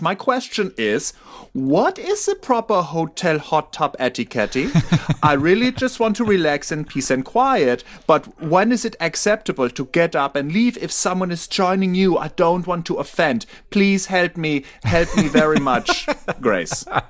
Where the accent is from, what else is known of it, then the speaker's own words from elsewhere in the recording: Germany; I am a German citizen